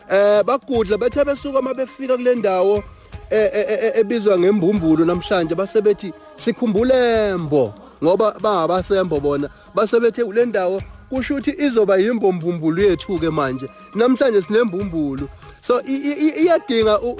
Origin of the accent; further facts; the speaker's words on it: Eshowe, KwaZulu-Natal, South Africa; indawo yaseshowe la ngizalelwa khona